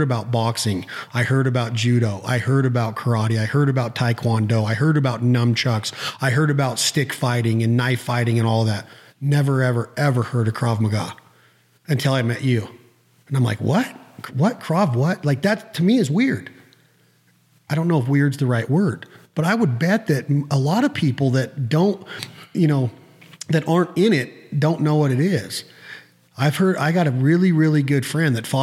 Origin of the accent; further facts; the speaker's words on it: Reno, Nevada, United States; I grew up in Reno